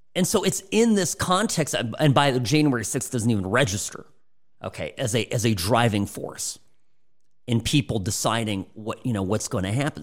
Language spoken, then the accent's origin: English; Midwest, United States; I'm from the Midwest